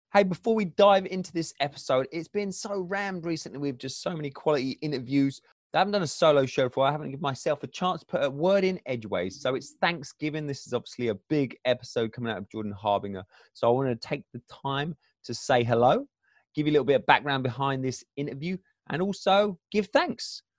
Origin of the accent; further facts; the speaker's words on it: England, United Kingdom; moved away as an adult; now in Michigan, United States; I'm from England originally